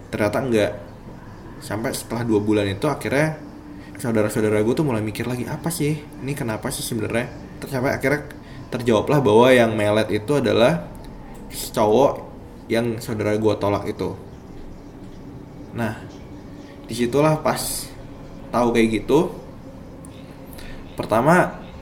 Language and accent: Indonesian; Bondowoso, East Java, Indonesia; cerita ini terjadi ketika gue pulang kampung ke kampung gue di daerah Bondowoso Jawa Timur